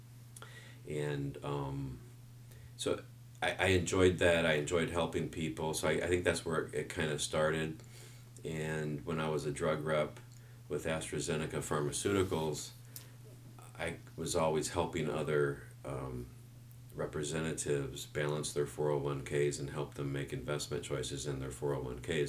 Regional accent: Midwest, United States; growing up in the Midwest

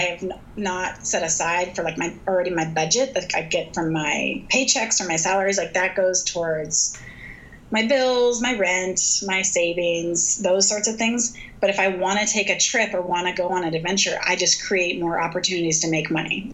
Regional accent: United States; now in Bend, United States; I was born in the United States of America

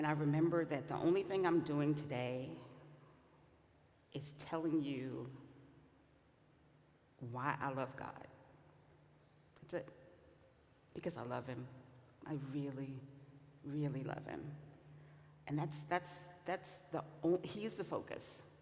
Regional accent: Louisiana, United States; I'm from Louisiana

